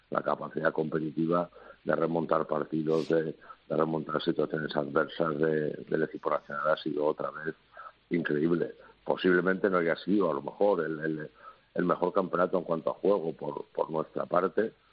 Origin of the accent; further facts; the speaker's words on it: Asturias, Spain; Yo creo que que vengo de Asturias, que estoy entrenado un poco al fresquito, que tampoco vengo de, del sur, pero...